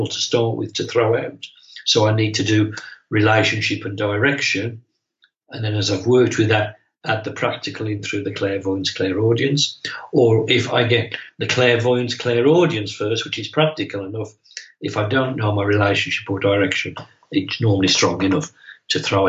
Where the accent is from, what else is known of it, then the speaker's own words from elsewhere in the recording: England, United Kingdom; my hometown in England